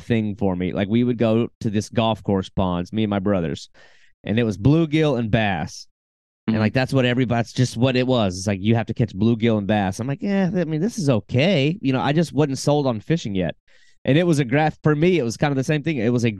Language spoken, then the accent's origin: English; South Carolina, United States; I'm from South Carolina